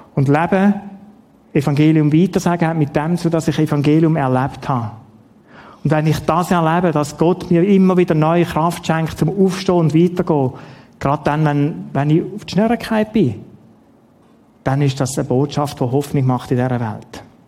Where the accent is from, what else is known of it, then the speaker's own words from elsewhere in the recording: Schaffhausen, Switzerland; also born or lived in Ottiken; Die Schaffhausen, wo ich aufgewachsen bin